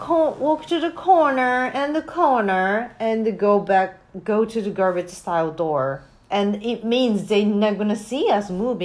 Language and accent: English; Japan; I clearly don't know how to shoot because I'm from Japan. And I just got in here.